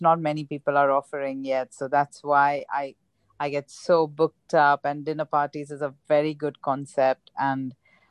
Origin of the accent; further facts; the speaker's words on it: Mumbai, Maharashtra, India; moved away as an adult; also born or lived in Rajkot; now in United Kingdom; I'm from Mumbai